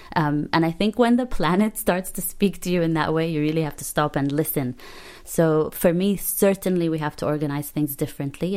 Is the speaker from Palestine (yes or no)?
yes; Palestine; English is a second language; moved away